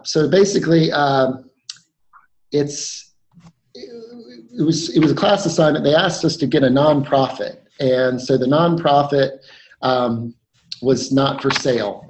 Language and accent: English; North Carolina, United States; I grew up in North Carolina